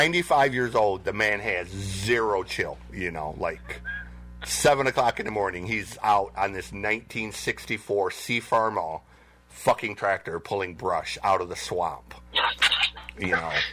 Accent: Lapeer, Michigan, United States; I grew up on a 400-acre farm out by where Richard lives, so, you know, I grew up around Lapeer and North Branch, Frankenmuth, that area.

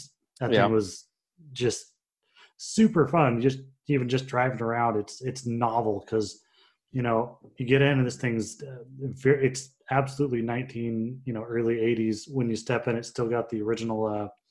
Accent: Pacific Northwest, United States; we're all from the Pacific Northwest

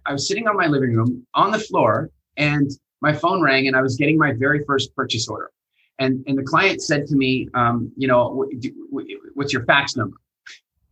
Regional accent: Canada; accent: Canadian; moved away; also born or lived in England; I was in England and I had my Canadian accent.

